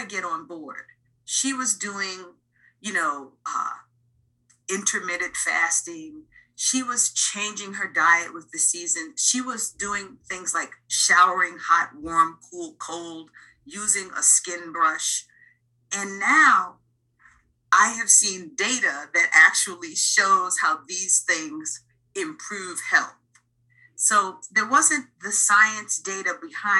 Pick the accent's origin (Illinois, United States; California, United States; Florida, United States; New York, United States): New York, United States; New York City; I grew up in the Bronx in the 70s and 80s when rap music was just starting.